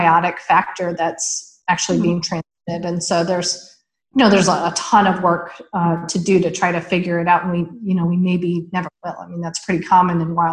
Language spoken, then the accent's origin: English; upstate New York, United States; moved away; our local aquarium in upstate New York. I grew up in the Big Lakes region